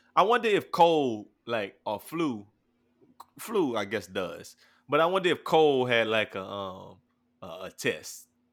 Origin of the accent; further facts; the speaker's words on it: New Iberia, Louisiana, United States; I'm from New Iberia, Louisiana